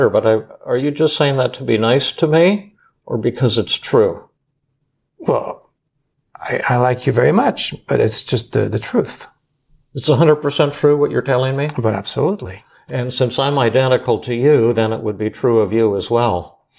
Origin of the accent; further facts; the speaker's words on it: South Korea; So, you, you, know, I'm from Korea, and I have a bit of a soft voice